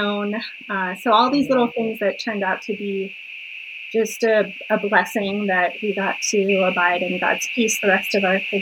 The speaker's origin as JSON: {"language": "English", "region": "Colorado", "country": "United States", "tie": "born or raised there", "moved": "yes", "said": "So I was born and raised in a small town in Colorado, and we actually just moved back to my hometown"}